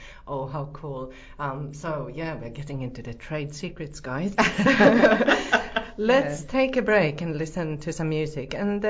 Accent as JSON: {"language": "English", "country": "Finland", "moved": "yes", "lives_now": "New Plymouth, New Zealand", "said": "I'm from Finland"}